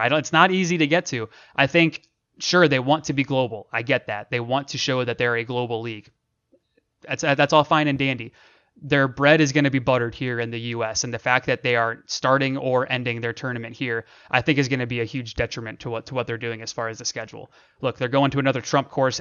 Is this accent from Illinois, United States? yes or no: no; Akron, Ohio, United States; moved away; I'm from Akron, Ohio. Shout out the Northeast Ohio, uh, three three oh people, all my people back in Ohio.